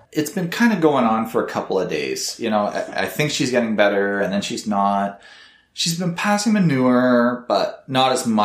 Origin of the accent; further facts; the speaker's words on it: Canada; I'm Canadian